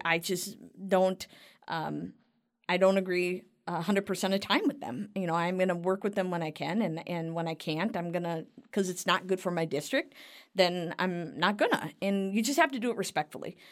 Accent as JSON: {"language": "English", "town": "Cottage Grove", "region": "Minnesota", "country": "United States", "tie": "born or raised there", "said": "So that's Cottage Grove. That's my hometown"}